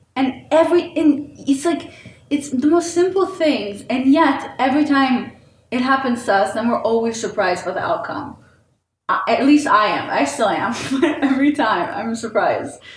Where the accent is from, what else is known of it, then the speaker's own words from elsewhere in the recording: Israel; moved away; also born or lived in St. Petersburg, Russia; I grew up in Israel